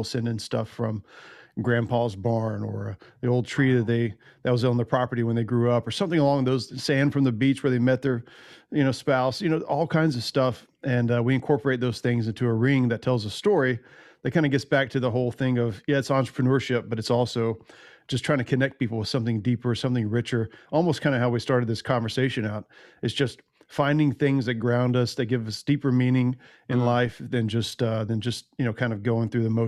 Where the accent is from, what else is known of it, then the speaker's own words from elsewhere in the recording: Hatchie, Tennessee, United States; I grew up in right on the Hatchie River in Tennessee. Yeah. And a little town called, well, the town's called Hatchie after the river.